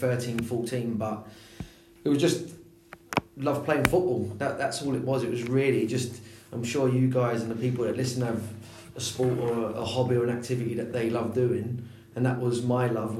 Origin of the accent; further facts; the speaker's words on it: London, United Kingdom; moved away as an adult; now in Swansea, United Kingdom; I'm originally from London, so I grew up. So, when I was your age, going to primary school, I was in Wimbledon